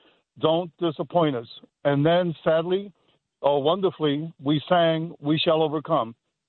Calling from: Staten Island, New York, United States; Staten Island, Bo.

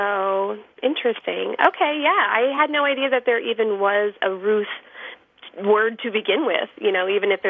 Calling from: Mansfield, Texas, United States; I'm calling from Mansfield, Texas.

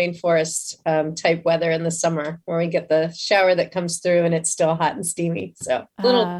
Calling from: Tampa, Florida, United States; I am in Tampa, Florida.

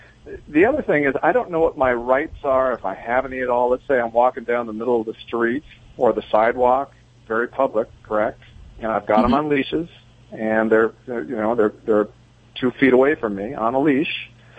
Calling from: Solvang, California, United States; I'm calling from Solvang, California, just down the road from you guys.

